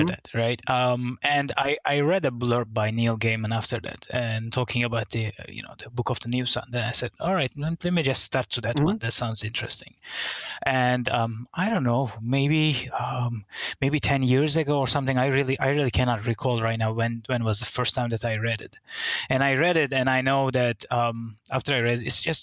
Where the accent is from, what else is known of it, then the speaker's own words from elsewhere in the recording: Turkey; now in Singapore; I'm originally from Turkey, and I moved to Singapore about 20 years ago, 21 now.